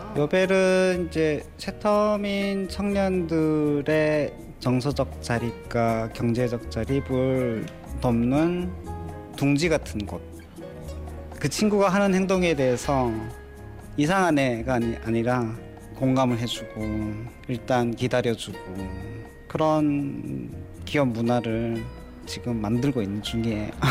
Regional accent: Hamgyong, North Korea; accent: Hamgyong dialect; now in South Korea; 제가 일부러 함경도 사투리를 이제 많이 써요

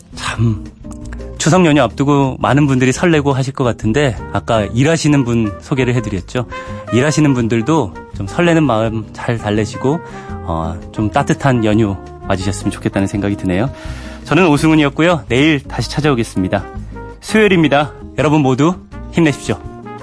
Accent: Daejeon, South Korea; moved away; 저희 어머니 사시는 저희 고향이 대전인데

